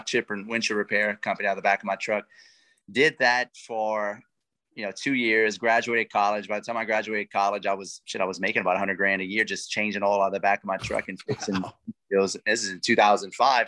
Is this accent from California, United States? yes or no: no; Lafayette, Louisiana, United States; accent: Cajun; I'm a coon ass, man. I'm from South Louisiana. I'm from Lafayette